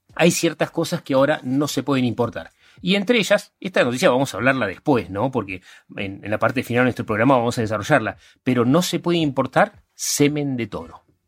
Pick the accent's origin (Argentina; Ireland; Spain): Argentina; sobre todo somos argentinos